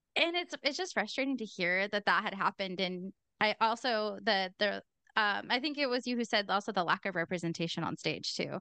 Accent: Pacific Northwest, United States; I'm also from the Pacific Northwest. We have no accent over there

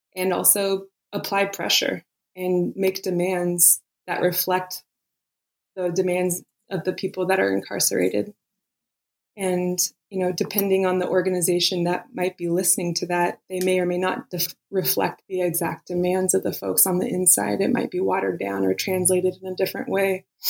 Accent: Eastern Sierras, California, United States; I was born and raised in California, and I grew up in the Eastern Sierras.

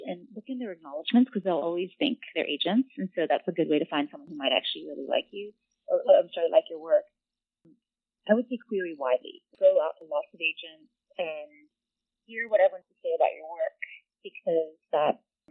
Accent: Ohio, United States; also born or lived in West Virginia; I was born and raised in West Virginia and Ohio, and my parents are from the Philippines and Indonesia

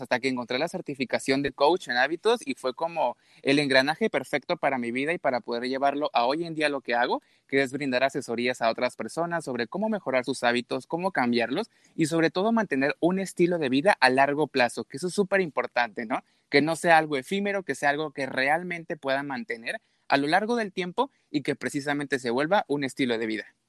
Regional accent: Mexico; also born or lived in Veracruz; Yo vivo exactamente en Veracruz, soy de México.

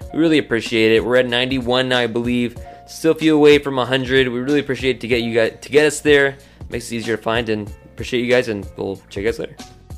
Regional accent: Purcell, Oklahoma, United States; I grew, was growing up in Purcell, Go Dragons

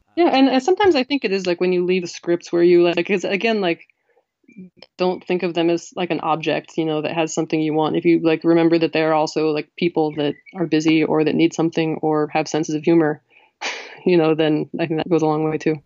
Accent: New Mexico, United States; moved away; I'm from New Mexico

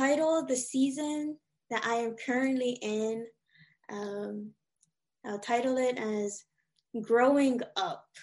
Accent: Hawaii, United States; I was born and raised in Hawaii, so there's a lot of like Asian culture around me, and also a lot of Filipino culture, especially growing up in Waipahu and Kalihi

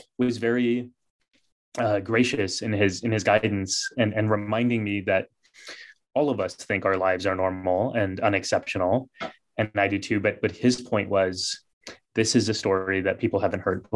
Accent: United States; growing up in this country, growing up in the West

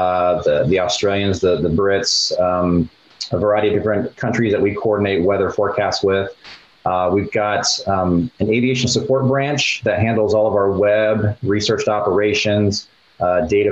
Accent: Colorado, United States; moved away as an adult; Growing up in Colorado

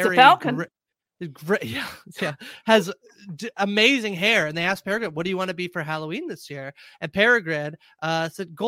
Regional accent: Canada; I'm Canadian

